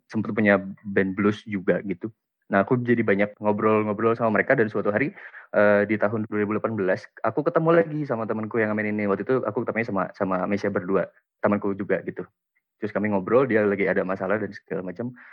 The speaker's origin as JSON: {"language": "Indonesian", "town": "Tangerang Selatan", "region": "Banten", "country": "Indonesia", "tie": "born there", "also_born_or_lived": "Pamulang / Bogor", "said": "aku lahir di Tangerang Selatan akhirnya terus uh, masih TK terus SD pindah lagi ke Pamulang terus dari Pamulang pindah lagi ke Bogor"}